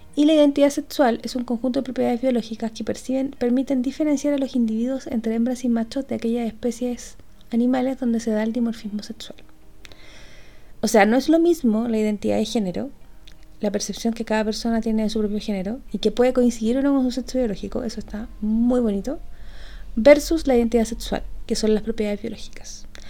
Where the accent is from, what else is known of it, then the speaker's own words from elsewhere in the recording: Chile; nosotros como chilenos